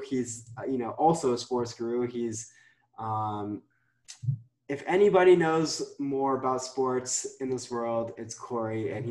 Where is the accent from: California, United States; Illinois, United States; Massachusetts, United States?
Illinois, United States; Chicago; I'm from Chicago, so I support Chicago teams